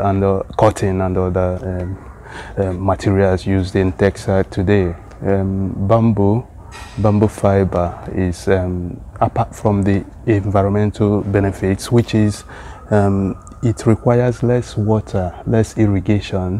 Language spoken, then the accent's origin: English; eastern Nigeria, Nigeria; moved away as an adult; now in Sweden; Igbo language of eastern part of Nigeria, where I was born and raised up